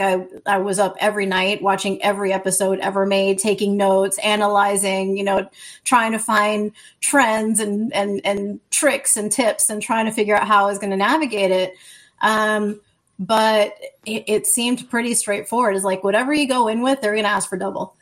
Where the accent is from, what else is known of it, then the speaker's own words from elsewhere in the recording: New Orleans, Louisiana, United States; I'm from New Orleans, Louisiana